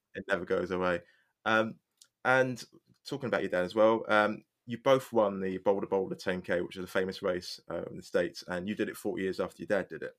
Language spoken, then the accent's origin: English; England, United Kingdom; I'm English.